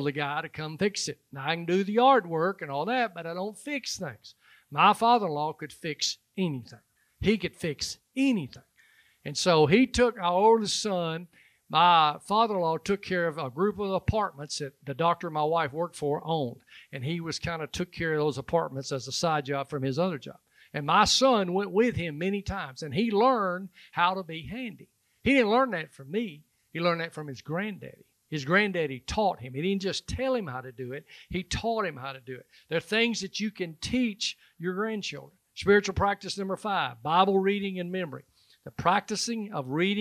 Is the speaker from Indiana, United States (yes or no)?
no; Alabama, United States; I'm from Alabama